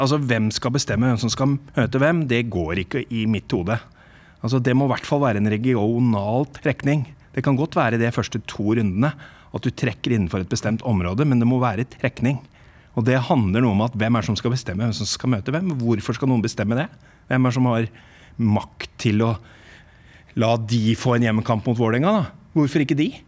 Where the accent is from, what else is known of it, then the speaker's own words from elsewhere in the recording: England, United Kingdom; now in Norway; Fra oppveksten min i England